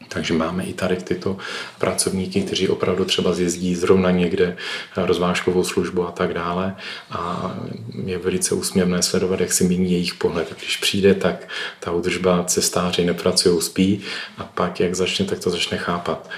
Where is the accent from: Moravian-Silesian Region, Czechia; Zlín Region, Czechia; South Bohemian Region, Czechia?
Moravian-Silesian Region, Czechia; Ostrava; jsem z Ostravy